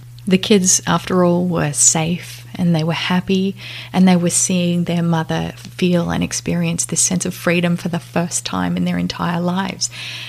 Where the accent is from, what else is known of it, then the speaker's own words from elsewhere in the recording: Australia; now in Las Vegas, United States; I had two girls with my new husband, and we live in Las Vegas. I moved from Australia to Las Vegas about 2 years ago, and life has never been the same.